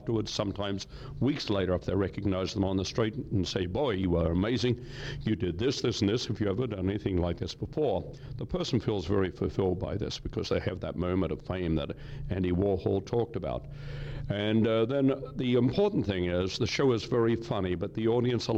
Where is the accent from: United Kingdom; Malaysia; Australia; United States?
Australia; now in Canada; I'm a Canadian citizen. I took out citizenship. I'm an Australian. I was born in Australia many, many years ago